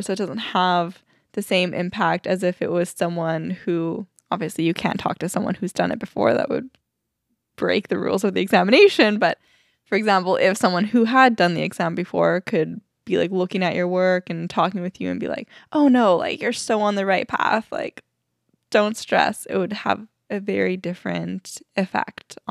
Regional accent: Alberta, Canada; moved away; we're from Alberta

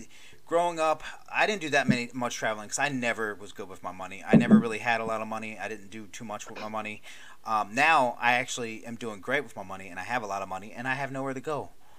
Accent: Maryland, United States; growing up in Maryland, it's kind of like Maryland extended.

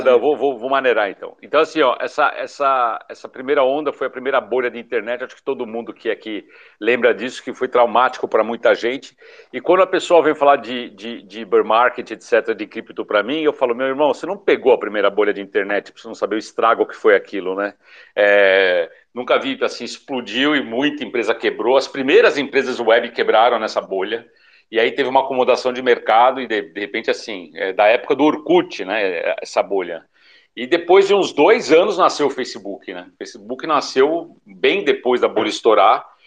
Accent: São Paulo, Brazil; moved away as an adult; also born or lived in southern Brazil; Eu sou paulista, né? Daí eu não aguentei mais morar em São Paulo.

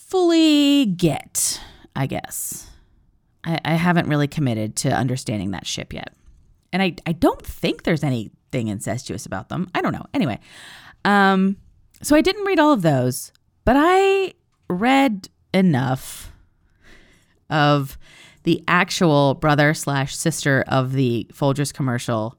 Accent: East Coast, United States; I'm from the East Coast

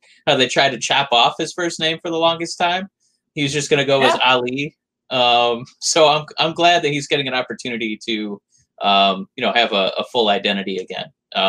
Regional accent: Dearborn, Michigan, United States; we grew up in Dearborn, which is like the highest concentration of Arab Americans in all of the United States.

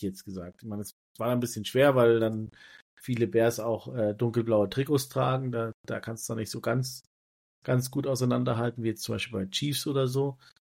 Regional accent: Germany; als Deutscher

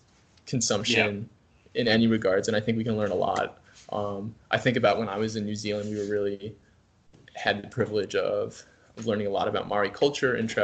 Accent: Wisconsin, United States; moved away as an adult; now in Minnesota, United States; I'm from Wisconsin

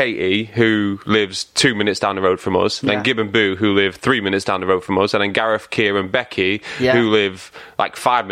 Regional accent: Lower Pilsley, East Midlands, United Kingdom; I grew up in Lower Pilsley, which is like 20-minute drive out of Chesterfield.

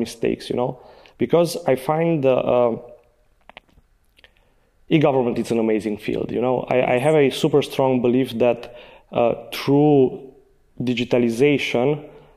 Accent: Sibiu, Sibiu County, Romania; English is a second language; I'm from Sibiu. I was born in Sibiu.

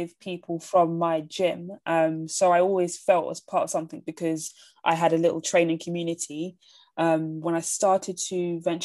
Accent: London, United Kingdom; I'm born and raised in London

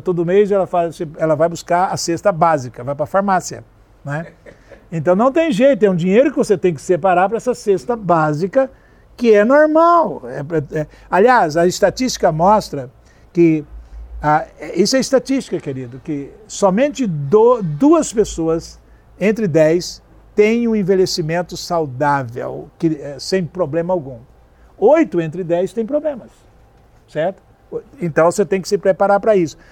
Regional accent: South Region, Brazil; Eu sou sulista

